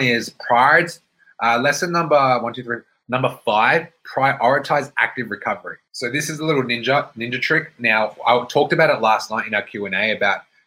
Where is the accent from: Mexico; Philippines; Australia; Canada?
Australia; Brisbane, Queensland; now in Melbourne, Australia; So I lived in Melbourne. I was born in Melbourne. I grew up in Brisbane. I came back to Melbourne.